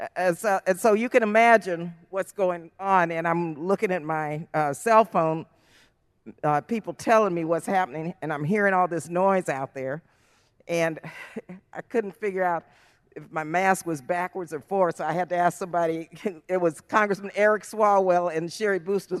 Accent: El Paso, Texas, United States; moved away; I was born and raised in El Paso, Texas.

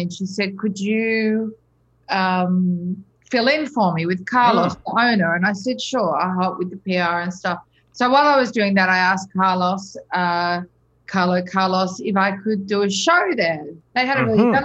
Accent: Melbourne, Victoria, Australia; moved away as an adult; also born or lived in Sydney, Australia / New York City, United States; growing up in Australia

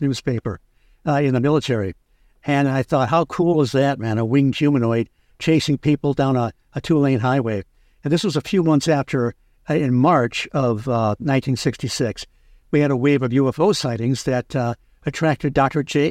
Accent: Michigan, United States; I grew up in Michigan

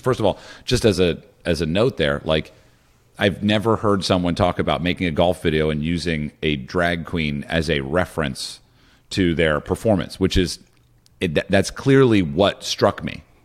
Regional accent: Morristown, New Jersey, United States; moved away; also born or lived in Laurel Canyon, Los Angeles; I'm also from New Jersey.

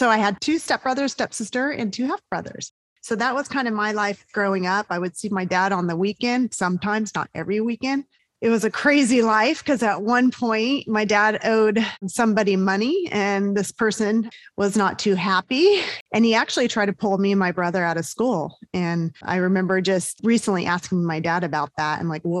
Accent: Southern California, United States; moved away as an adult; also born or lived in Georgia; I grew up in Southern California

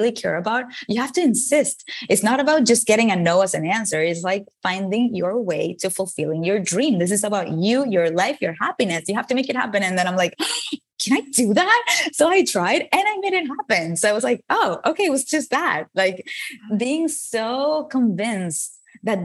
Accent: Venezuela; English is a second language; moved away as an adult; now in United States; I moved from Venezuela, where I was born, to the United States to study a career in advertising

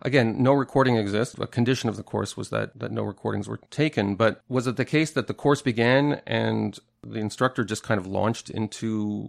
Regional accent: Toronto, Ontario, Canada; I'm from Toronto, very multicultural city.

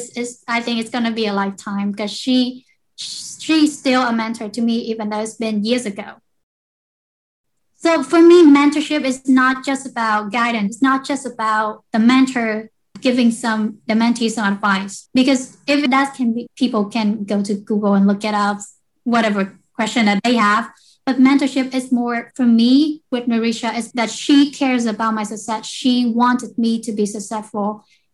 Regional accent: Vietnam; moved away as an adult; now in United States; I grew up in Vietnam and I came to the US when I was 18 years old for education

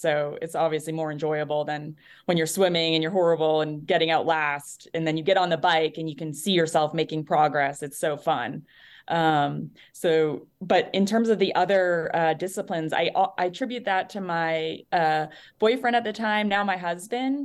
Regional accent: New Hampshire, United States; moved away; I'm from New Hampshire originally, so East Coast

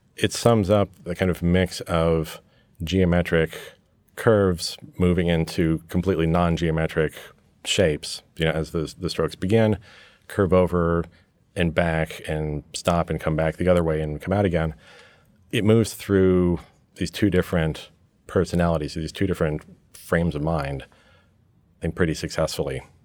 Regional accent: New York, United States; also born or lived in England; growing up in New York with an American father and a British mother and spending lots of time back in England. I grew up in this hybrid environment.

